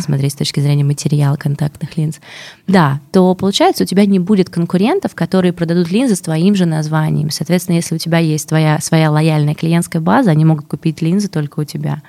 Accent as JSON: {"language": "Russian", "country": "Russia", "said": "я из России"}